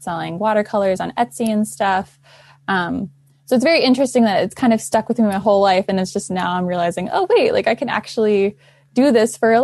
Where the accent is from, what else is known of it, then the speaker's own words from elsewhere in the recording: Central Maryland, United States; I'm 20 years old and I grew up in Central Maryland with my mom and my dad